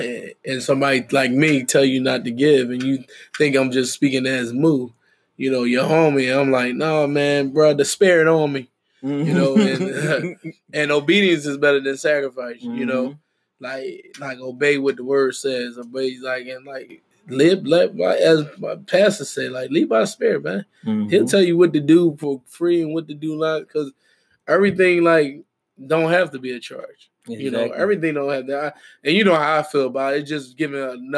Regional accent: Philadelphia, Pennsylvania, United States; I'm from North. I say North, too. I'm from North.

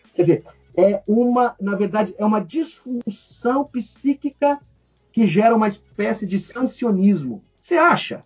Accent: Brazil; o Brasil, gente, nós somos latino-americanos. Né? Nós temos aqui na nossa história o sangue europeu, português, mas temos o sangue africano

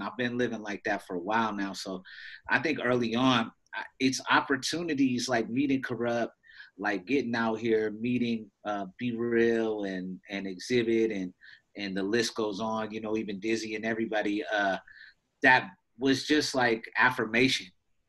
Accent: Washington, United States; Because growing up in Washington State, and so my mom was in the military, too, so you know, for a portion of our lives. So we was bouncing around.

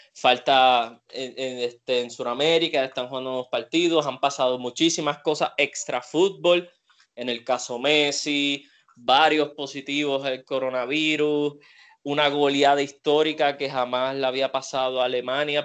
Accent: Puerto Rico; aquí con nuestro deporte en Puerto Rico

